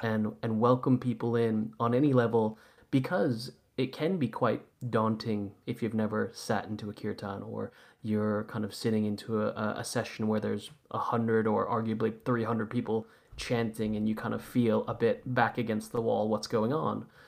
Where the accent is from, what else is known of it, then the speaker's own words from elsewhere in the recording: Santa Monica, California, United States; now in London, United Kingdom; I'm originally from Santa Monica, so I, you know, I grew up in Santa Monica in the late eighties and nineties.